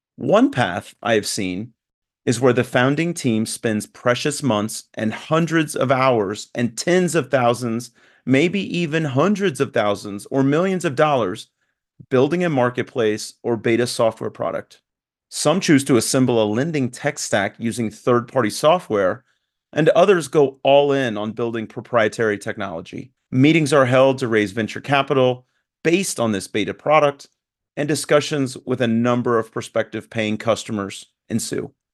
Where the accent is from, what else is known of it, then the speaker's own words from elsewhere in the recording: Newton, Kansas, United States; moved away as an adult; also born or lived in Italy; now in Atlanta, United States; I grew up in Newton, Kansas